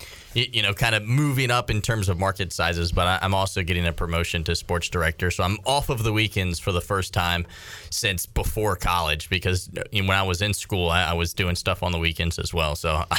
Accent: Suffolk, Virginia, United States; moved away as an adult; now in Greenville, United States; I'm close to this area. I'm from Suffolk, Virginia, just up the road. It's like an hour and a half.

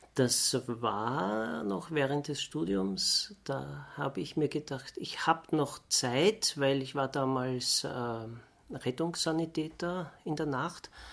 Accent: Vienna, Austria; bin ich Wiener.

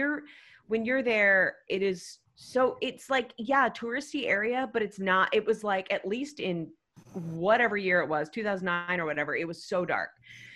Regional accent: United States; I hated telling people I was American.

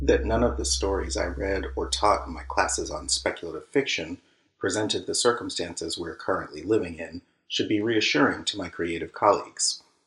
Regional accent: United States; I'm African American.

